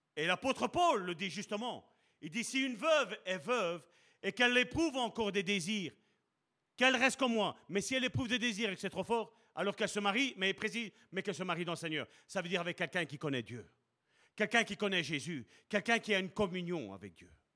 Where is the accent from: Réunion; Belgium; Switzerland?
Belgium; Charleroi, Wallonia; je suis né à Charleroi, même si ma carte d'identité est belge